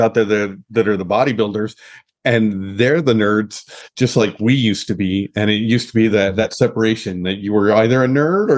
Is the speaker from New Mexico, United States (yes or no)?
yes; Los Alamos, New Mexico, United States; grew up in a place like I did, like Los Alamos